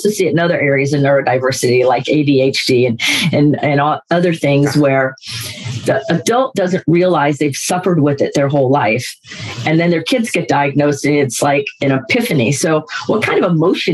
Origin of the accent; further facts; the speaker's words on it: Florida, United States; I'm from Florida, so we're football people